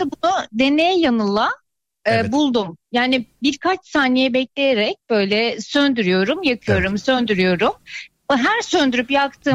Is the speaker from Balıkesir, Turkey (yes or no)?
yes; Erdek, Balıkesir, Turkey; Balıkesir'den, Erdek'tenim ben.